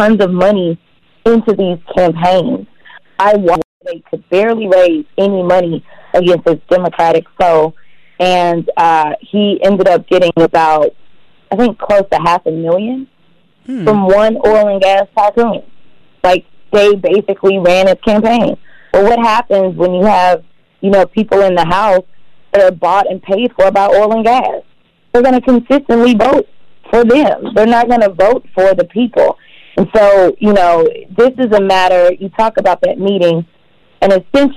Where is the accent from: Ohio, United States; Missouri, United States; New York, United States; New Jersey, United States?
Missouri, United States; St. Louis; now in Texas, United States; I grew up in St. Louis, Missouri